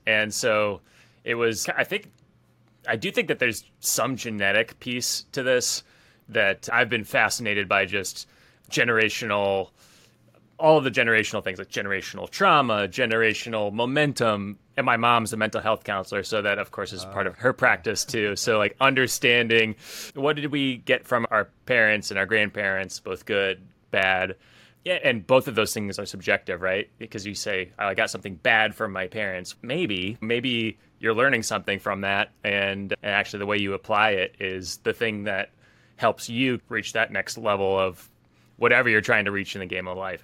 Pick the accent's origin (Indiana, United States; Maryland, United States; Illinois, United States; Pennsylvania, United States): Indiana, United States; West Lafayette; I grew up in West Lafayette